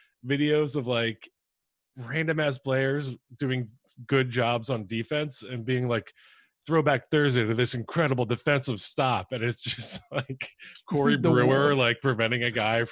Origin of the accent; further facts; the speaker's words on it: Philadelphia, Pennsylvania, United States; I'm a Philly fan. I'm from Philly